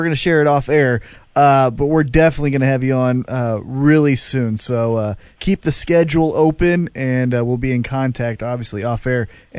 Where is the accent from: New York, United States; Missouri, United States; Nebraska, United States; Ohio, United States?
Missouri, United States; Independence; That's my hometown.